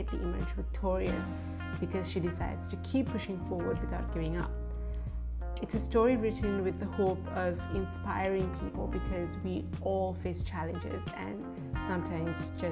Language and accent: English; Sri Lanka; moved away as an adult; also born or lived in United States / Japan; I grew up in Sri Lanka, lived in the United States and Japan for 6 years before coming back home